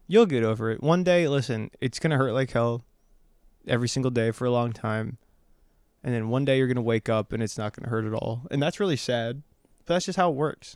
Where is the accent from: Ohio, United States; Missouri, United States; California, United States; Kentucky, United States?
Ohio, United States; moved away as an adult; now in Los Angeles, United States; I grew up in Ohio, went to college in Ohio, and then I moved out here right after I graduated